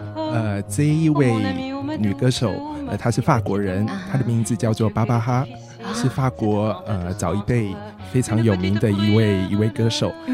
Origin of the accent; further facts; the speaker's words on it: Taiwan; moved away as an adult; also born or lived in Taipei / Tainan / France; 我小时候在台北跟在台南各生长了，呃，嗯，就干待了，各待了蛮长的一段时间